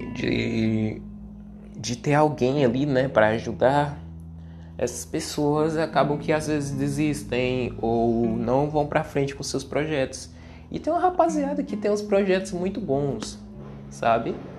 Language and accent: Portuguese; Ceará, Brazil; eu que sou do Nordeste, eu sou cearense